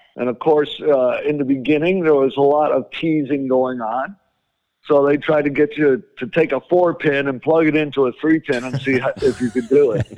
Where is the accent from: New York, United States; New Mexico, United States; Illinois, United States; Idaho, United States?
Illinois, United States; Chicago; I grew up in Chicago